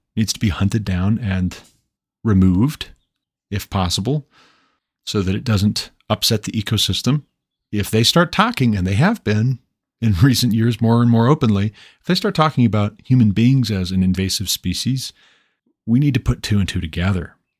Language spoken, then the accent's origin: English; Montana, United States; moved away as an adult; move back to my home state of Montana